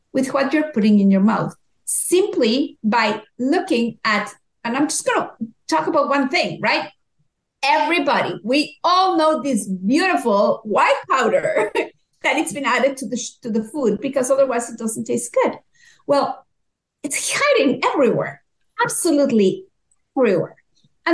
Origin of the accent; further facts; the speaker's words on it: Mexico; moved away as an adult; now in Canada; I'm originally from Mexico.